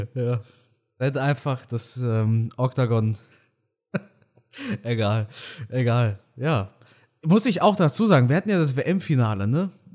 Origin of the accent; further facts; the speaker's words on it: Germany; ich bin ja Deutscher, ich bin ja kein Ausländer. Meine Eltern ja, aber ich bin in Deutschland aufgewachsen